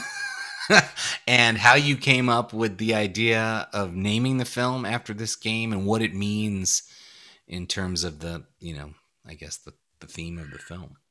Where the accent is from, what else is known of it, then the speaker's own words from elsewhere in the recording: New York City, New York, United States; I grew up in Brooklyn, New York